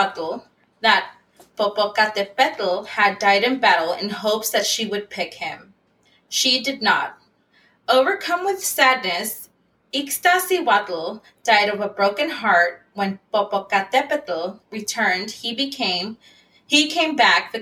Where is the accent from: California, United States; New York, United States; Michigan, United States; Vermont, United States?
California, United States; San Francisco; I grew up in the Mission District in San Francisco